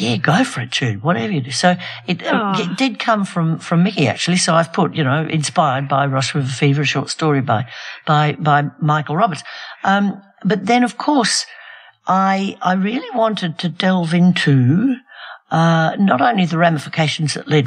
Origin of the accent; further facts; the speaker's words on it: Australia; the Australian government, I don't mean the Australian people, but we do, you know, the government, our government